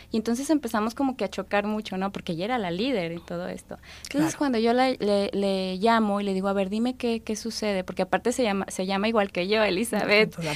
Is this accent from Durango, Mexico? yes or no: yes; Durango, Mexico; Yo soy de Durango, de allá vengo